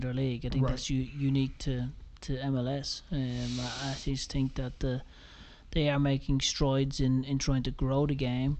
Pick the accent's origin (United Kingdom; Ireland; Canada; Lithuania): Ireland; now in United States; growing up in Ireland